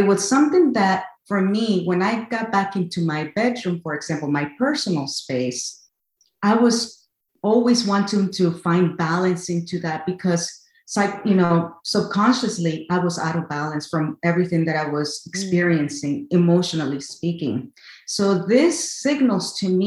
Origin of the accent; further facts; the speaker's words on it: Connecticut, United States; also born or lived in El Salvador; I was born in El Salvador, raised in Connecticut, USA